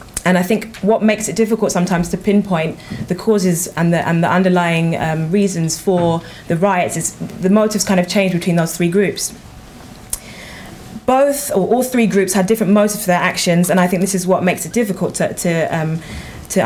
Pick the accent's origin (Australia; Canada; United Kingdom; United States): United Kingdom; London; also born or lived in Enfield; So I was born in North Middlesex Hospital in Enfield and grew up in Tottenham.